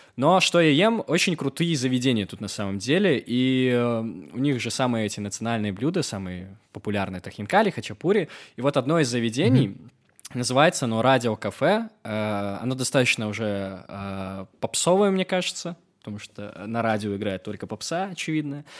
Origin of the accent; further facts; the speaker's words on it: Belarus; now in Georgia; я вообще э, из Беларуси, ну, на русском говорю